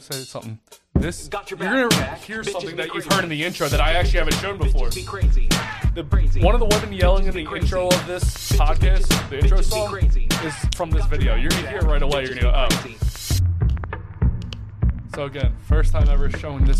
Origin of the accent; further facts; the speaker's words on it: Delaware County, Pennsylvania, United States; accent: Delco; I'm from Delco, bro.